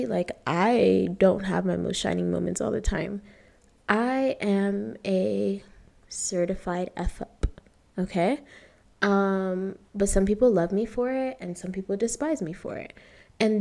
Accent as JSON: {"language": "English", "region": "Ohio", "country": "United States", "tie": "born or raised there", "also_born_or_lived": "Toronto, Canada", "moved": "as an adult", "lives_now": "Nairobi, Kenya", "said": "spent most of my life in Ohio growing up"}